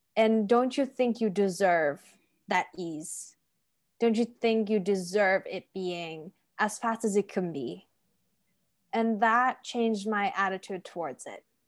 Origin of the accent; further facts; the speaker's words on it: Turkey; moved away as an adult; my parents sort of had a choice when I was growing up to s, either invest in houses and cars or my education because the education system in Turkey is really bad